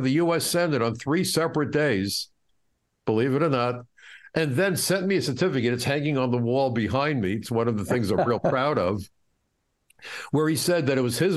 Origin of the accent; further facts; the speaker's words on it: New York City, New York, United States; I grew up in Brooklyn, tough growing up in Brooklyn